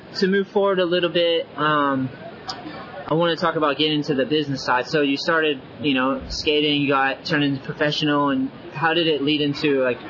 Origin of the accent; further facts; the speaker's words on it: New England, United States; I grew up in New England